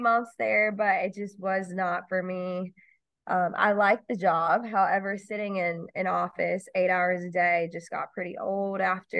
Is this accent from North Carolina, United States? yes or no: yes; Shelby, North Carolina, United States; now in Greenville, United States; So I am from Shelby, North Carolina. It's a small town about 4.5 hours away from Greenville, an hour away from Charlotte. I spent most of my life there.